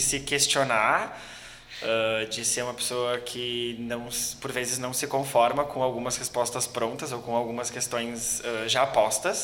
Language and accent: Portuguese; Gaúcho, Rio Grande do Sul, Brazil; como um bom gaúcho, a gente é bastante bairrista